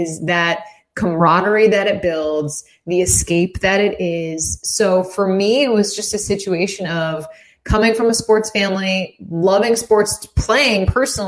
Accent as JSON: {"language": "English", "town": "Saratoga Springs", "region": "New York", "country": "United States", "tie": "born or raised there", "said": "I grew up in Saratoga Springs, which is, 3.5 hours away from Rochester to the east."}